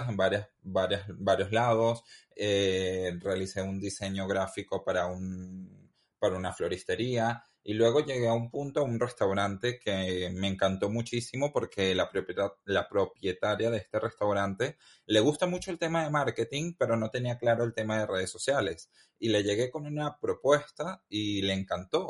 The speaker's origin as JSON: {"language": "Spanish", "country": "Venezuela", "moved": "as an adult", "lives_now": "Madrid, Spain", "said": "Salí de Venezuela a los 25 años, joven"}